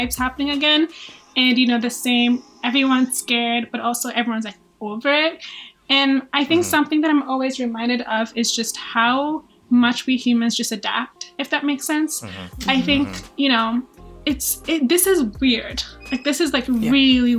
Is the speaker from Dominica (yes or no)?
no; Nigeria; moved away; I'm from Nigeria, so I'm not even from here, but I am here